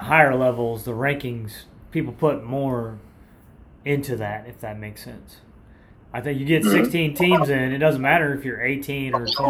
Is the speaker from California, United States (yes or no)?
no; St. Louis, Springfield area, Missouri, United States; Growing up in Missouri, St. Louis, Springfield area